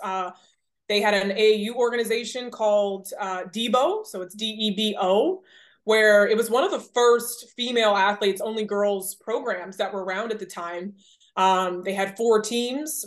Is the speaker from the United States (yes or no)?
yes; Rockledge, Florida, United States; I was born in Rockledge, Florida